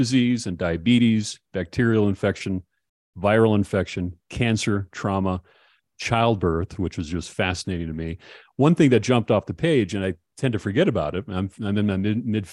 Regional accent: Minnesota, United States; moved away; my hometown area in Minnesota

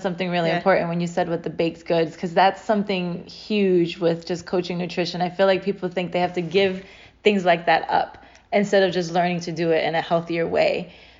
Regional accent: New York, United States; moved away; growing up in New York

